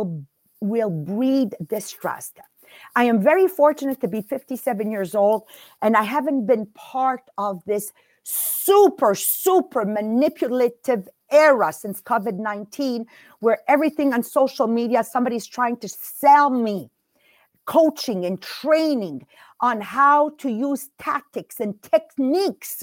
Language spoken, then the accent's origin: English; Montreal, Quebec, Canada; I'm from the East End, Montreal